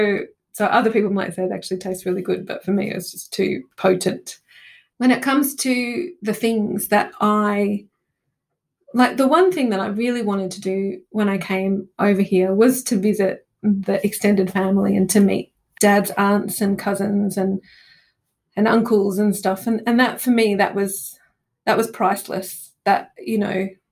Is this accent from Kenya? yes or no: no; Australia; moved away as an adult; also born or lived in Italy; now in London, United Kingdom; being Australian and coming to the UK